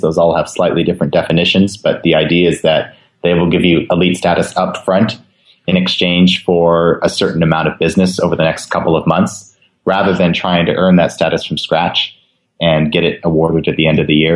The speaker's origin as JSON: {"language": "English", "region": "West Coast", "country": "United States", "tie": "born or raised there", "said": "I've been to Hawaii many times growing up on the West Coast"}